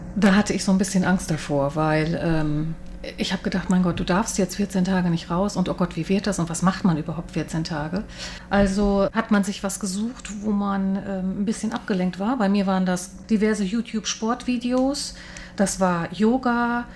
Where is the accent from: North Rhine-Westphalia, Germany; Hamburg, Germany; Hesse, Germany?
Hamburg, Germany; moved away as an adult; now in Taipei, Taiwan; Also ich komme eigentlich aus Hamburg oder lebe